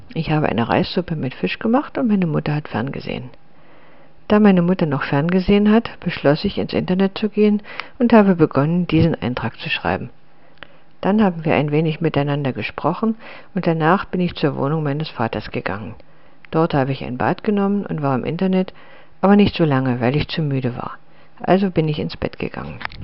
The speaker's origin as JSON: {"language": "German", "town": "Litvínov", "region": "Ústí nad Labem Region", "country": "Czechia", "tie": "born or raised there", "moved": "yes", "said": "ist Litwinow meine Heimatstadt"}